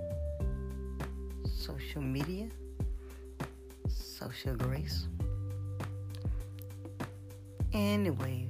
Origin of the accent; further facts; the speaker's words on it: New Orleans, Louisiana, United States; I'm from New Orleans and we eat catfish and crawfish